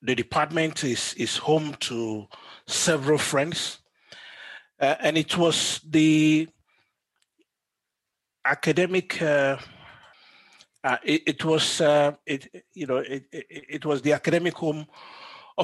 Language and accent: English; Nigeria; now in South Africa; I'm Nigerian by birth and South African by domicile.